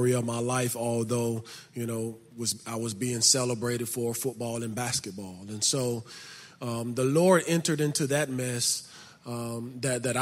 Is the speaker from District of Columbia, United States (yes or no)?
no; Birmingham, Alabama, United States; I grew up in Birmingham, Alabama. I grew up in the inner city of Birmingham on the north side of it